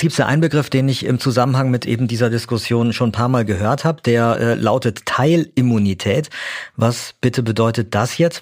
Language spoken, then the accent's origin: German; Germany; bei uns in Deutschland